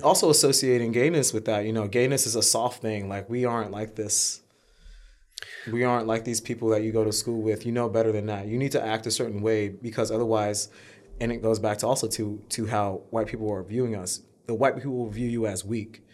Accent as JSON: {"language": "English", "town": "New York City", "region": "New York", "country": "United States", "tie": "born or raised there", "said": "we grew up in Harlem when Harlem was a terrible neighborhood"}